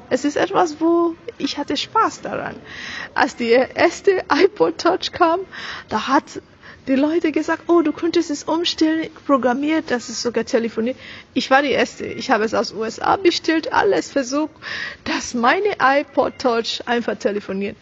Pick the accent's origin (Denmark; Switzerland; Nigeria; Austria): Nigeria; German is a second language; moved away as an adult; now in Germany; ich bin eine reine, meines Wissens reine Nigerianerin. Ich bin aus Nigeria meine Eltern sind aus Nigeria.